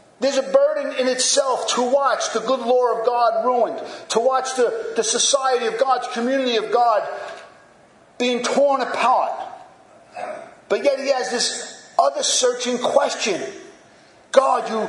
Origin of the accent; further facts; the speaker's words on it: United States; As American Christians